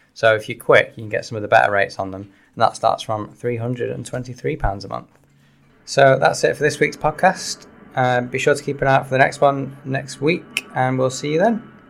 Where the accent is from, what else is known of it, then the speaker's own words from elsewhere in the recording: Salford, North West England, United Kingdom; I am from Salford